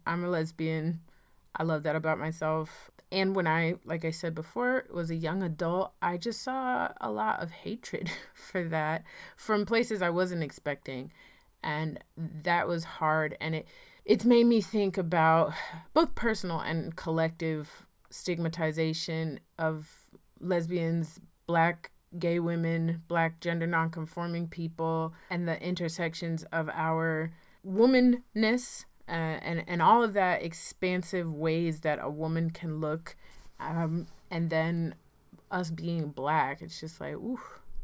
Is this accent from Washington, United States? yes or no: no; Rocky Mount, North Carolina, United States; moved away; I am from Rocky Mount, North Carolina, and, um, I'm living back here now